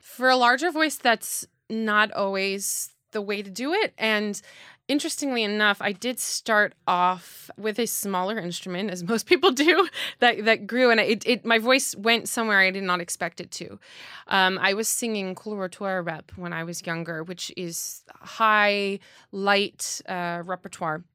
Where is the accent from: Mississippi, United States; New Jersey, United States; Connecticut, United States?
New Jersey, United States; also born or lived in New York; I'm from New Jersey, but I don't live in the town where I grew up